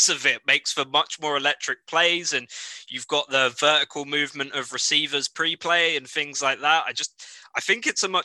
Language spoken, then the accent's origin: English; United Kingdom; my home country, the UK